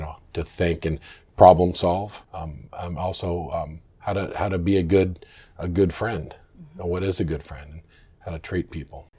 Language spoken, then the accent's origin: English; Orchards, Washington, United States; also born or lived in Olympia, Washington; we moved from Olympia to to Orchards right up the road